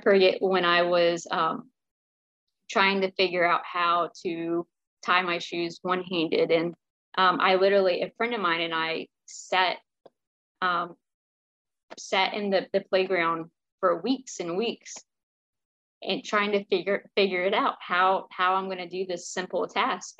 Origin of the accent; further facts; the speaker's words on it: Greensboro, North Carolina, United States; I grew up in Greensboro, North Carolina.